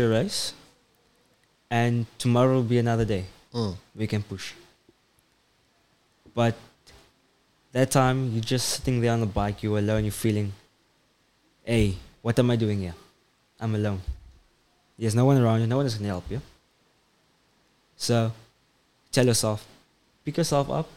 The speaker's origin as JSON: {"language": "English", "town": "Cape Town", "region": "Western Cape", "country": "South Africa", "said": "I come all the way from Cape Town"}